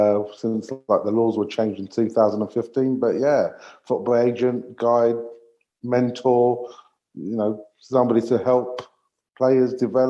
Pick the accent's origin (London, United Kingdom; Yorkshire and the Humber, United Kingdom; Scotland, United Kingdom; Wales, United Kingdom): London, United Kingdom; like with many other, you know, guys or girls growing up in East London.